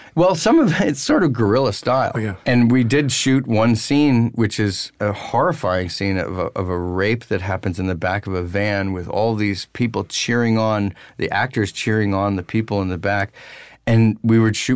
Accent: Pennsylvania, United States; moved away; also born or lived in New York City; in Pennsylvania and then later in New York City

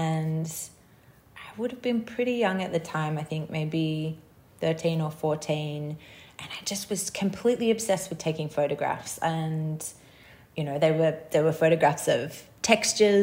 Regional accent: Sydney, New South Wales, Australia; I grew up in Sydney on Gadigal country

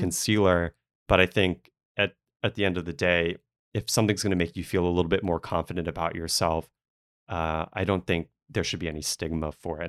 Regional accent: New Orleans, Louisiana, United States; moved away; I grew up in New Orleans

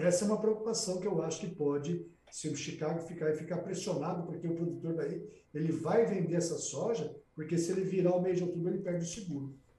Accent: Brazil; Eu, como brasileiro

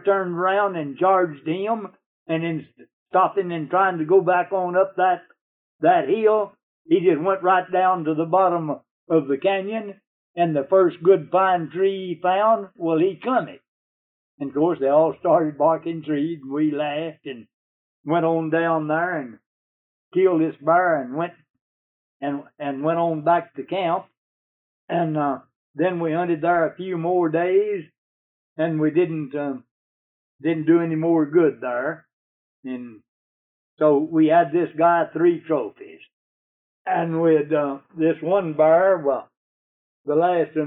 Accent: United States; I'm an American

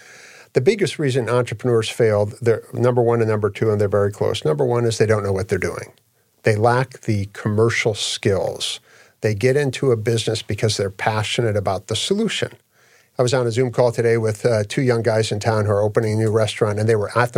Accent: Australia; Yeah, I'm from Australia.

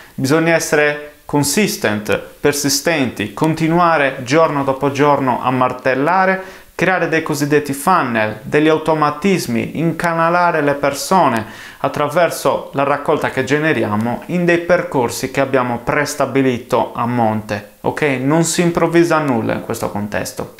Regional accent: Sardinia, Italy; also born or lived in London, United Kingdom / Bristol, United Kingdom; Sono sardo, la mia agenzia era in Sardegna

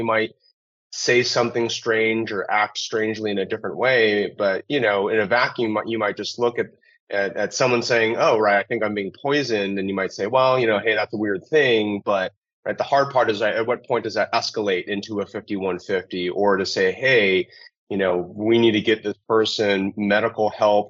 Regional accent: Southern California, United States; Monterey Park is very close to where I grew up in Southern California.

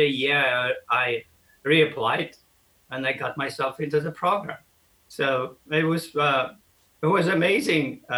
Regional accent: Poland; moved away as an adult; also born or lived in Sweden; how I grew up in Poland

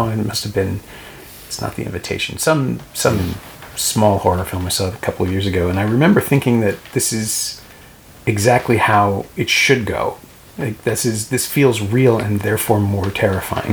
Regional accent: Canada; I'm Canadian

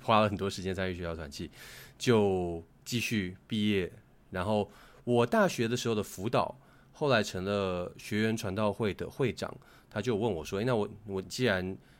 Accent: Hsinchu, Taiwan; 我在新竹长大嘛， 新竹其竞争压力没有像大城市那么大

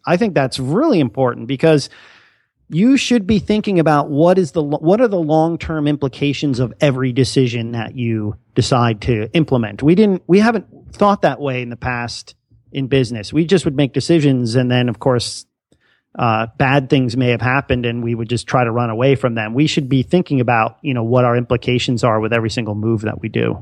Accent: Bethlehem, Pennsylvania, United States; I'm actually a local that uh, went to the school. So uh, you know, grew up in in that whole area

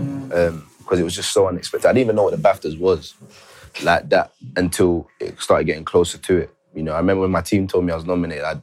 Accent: Jamaica; I'm from Jamaica

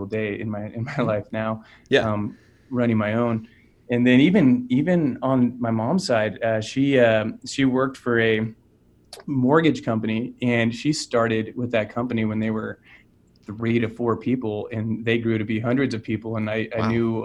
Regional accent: Orangevale, California, United States; So I grew up in California in a small town called Orangevale, which is outside of Sacramento.

